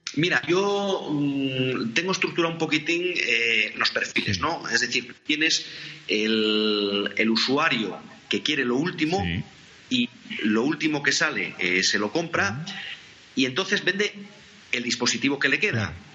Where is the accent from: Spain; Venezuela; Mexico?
Spain; Oviedo, Asturias; nací en Oviedo